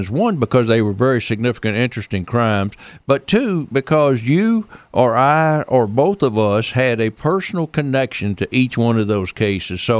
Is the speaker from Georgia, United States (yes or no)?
no; New York City, New York, United States; I, uh, I actually I was born and raised in New York City.